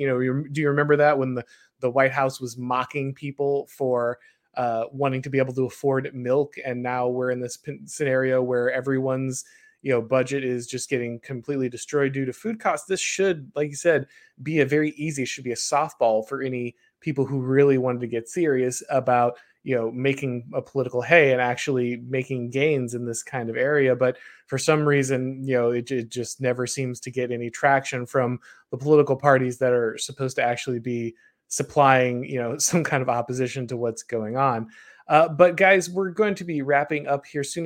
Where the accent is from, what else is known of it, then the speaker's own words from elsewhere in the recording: the South, United States; I'm from the South